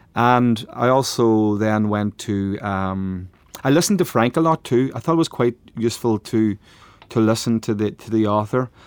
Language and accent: English; Letterkenny, Ulster, Ireland; my hometown of Letterkenny, which is a real nationalist town, you know, on the border between Derry and, and Donegal